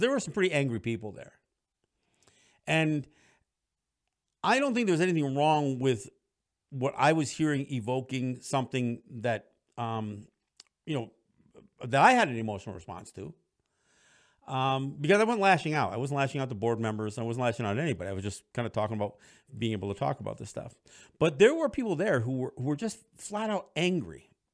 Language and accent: English; Cambridge, New York, United States; moved away; my hometown, Cambridge, New York, where I graduated from high school